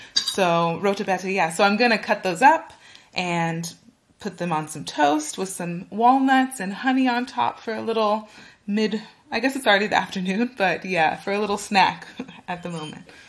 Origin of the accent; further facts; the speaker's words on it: California, United States; moved away as an adult; now in Berlin, Germany; I am originally from California in the United States.